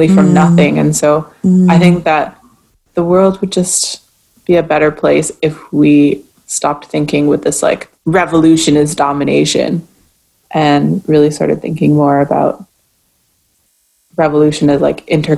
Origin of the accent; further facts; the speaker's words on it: Canada; also born or lived in Martinique; as a Canadian